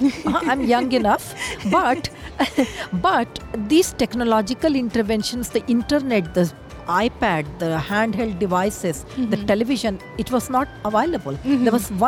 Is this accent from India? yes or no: yes; India; moved away; I'm from India